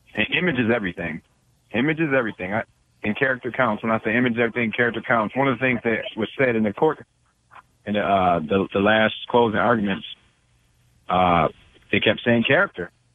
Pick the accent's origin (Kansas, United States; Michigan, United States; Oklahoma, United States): Michigan, United States; Detroit; I grew up in Detroit